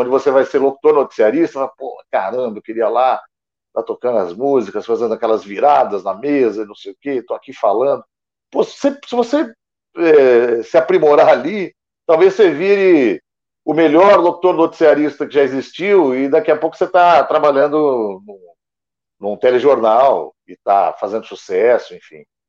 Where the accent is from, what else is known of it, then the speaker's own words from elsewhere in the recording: Guarulhos, São Paulo, Brazil; now in São Paulo, Brazil; Eu é, sou de Guarulhos, que é na Grande São Paulo aqui, do ah. lado. Hoje eu moro na capital mesmo, mas eu sou de Guarulhos, na Grande São Paulo